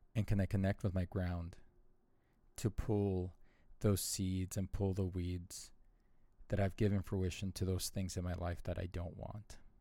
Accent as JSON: {"language": "English", "region": "Southern California", "country": "United States", "tie": "born or raised there", "also_born_or_lived": "Arizona", "moved": "yes", "said": "born and raised in Southern California, born in poverty, raised in poverty, I saw lots of violence throughout my childhood. And we moved to Arizona when my parents divorced"}